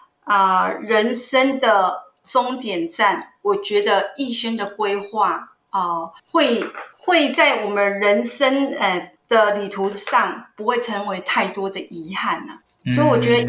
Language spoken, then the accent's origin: Chinese; Hsinchu, Taiwan; 我来自新竹。